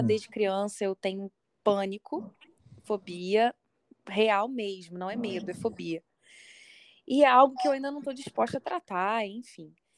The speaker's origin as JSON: {"language": "Portuguese", "town": "Niterói", "region": "Rio de Janeiro", "country": "Brazil", "tie": "born or raised there", "said": "Sou, sou carioca da gema"}